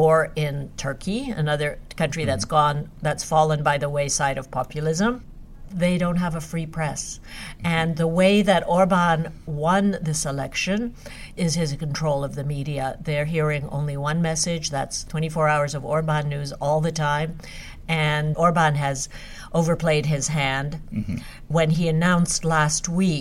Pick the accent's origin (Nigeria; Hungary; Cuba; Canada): Hungary; first language Hungarian; English is a second language; it happens to be my homeland and Hungarian is my mother tongue